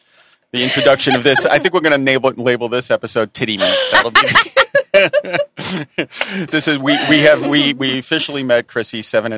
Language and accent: English; West Islip, New York, United States; I grew up in West Islip, so a little bit out further from you guys.